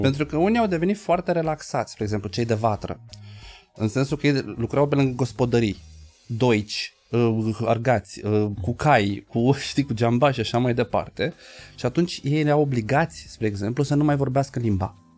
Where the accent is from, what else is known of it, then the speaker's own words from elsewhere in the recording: Bucharest, Romania; noi bucureștenii